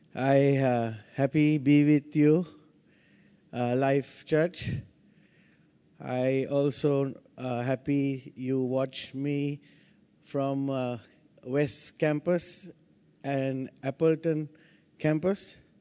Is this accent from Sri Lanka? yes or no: yes; Sri Lanka; I come from Sri Lanka